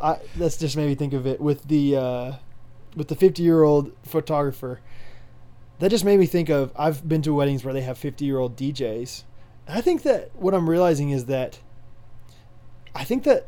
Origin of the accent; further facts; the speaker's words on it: Kansas, United States; I'm from Kansas